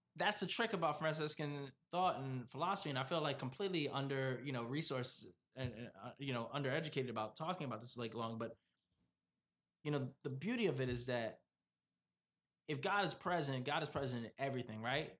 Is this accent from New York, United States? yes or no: yes; New York City, New York, United States; moved away; also born or lived in Providence, Rhode Island; I was born and raised in Brooklyn